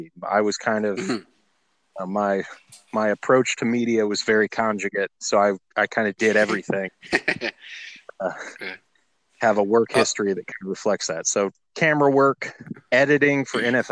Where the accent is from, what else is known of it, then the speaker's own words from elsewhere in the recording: Tallahassee, Florida, United States; also born or lived in Los Angeles / Orlando; I'm from Tallahassee, Florida.